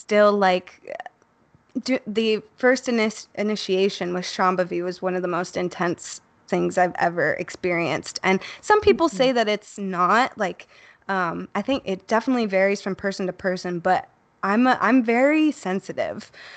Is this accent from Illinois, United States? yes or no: yes; Chicago, Illinois, United States; I grew up in Chicago, Uh, I was born not too far from Wrigley Field